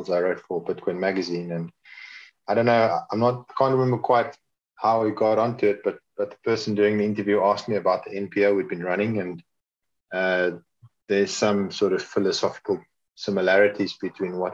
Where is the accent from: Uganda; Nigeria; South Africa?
South Africa; I'm South African. I was born here. I grew up here.